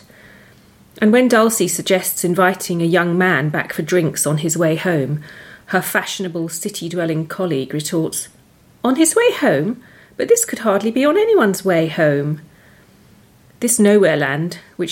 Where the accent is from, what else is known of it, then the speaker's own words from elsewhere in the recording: Croydon, London, United Kingdom; growing up in Croydon, fictionalised by P.G. Woodhouse as Mitching Hill, a foul hole, was a handicap